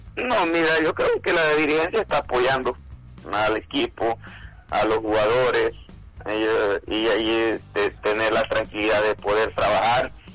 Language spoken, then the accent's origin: Spanish; El Salvador; nosotros como salvadoreños